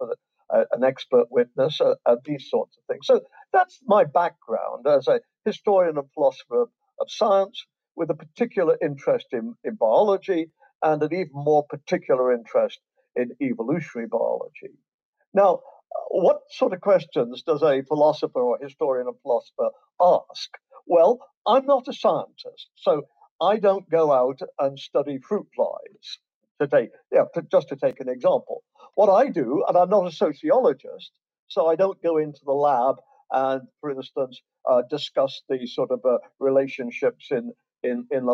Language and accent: English; England, United Kingdom; moved away as an adult; also born or lived in Canada / Ontario, Canada; now in Florida, United States; As you can tell from my accent, I was born in England and raised in England. But when I was 22, I emigrated to Canada.